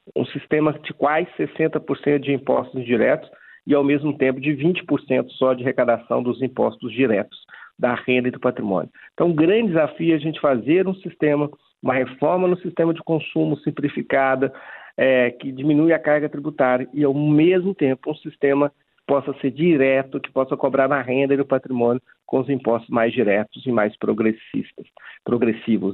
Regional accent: Bom Sucesso, Brazil; lá na minha cidade natal de bom sucesso

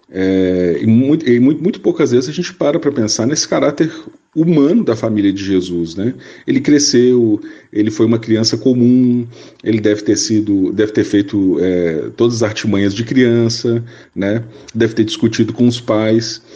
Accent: Minas Gerais, Brazil; Minas Gerais, minha terra natal

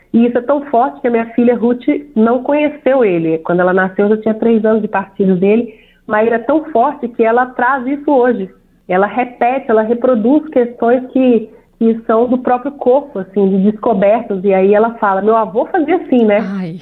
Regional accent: banks of the São Francisco River, Minas Gerais, Brazil; also born or lived in Belo Horizonte; Eu nasci em Belo Horizonte, eu e minha irmã, mas nós fomos criadas nesse lugar onde o nosso pai fez questão de mostrar pra gente que é parte de nós. Então, as barrancas do São Francisco

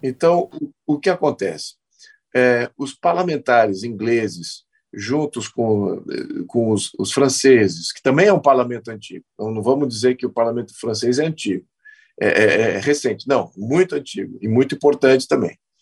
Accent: Brazil

